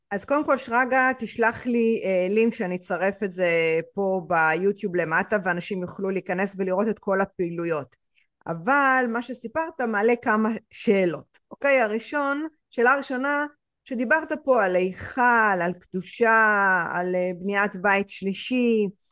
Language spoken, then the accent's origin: Hebrew; Israel; אני ישראלית, ההורים שלי ישראלים